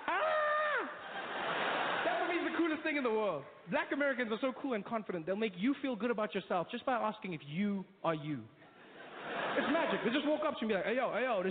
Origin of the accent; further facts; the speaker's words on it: South Africa; I grew up in South Africa. That's where I still live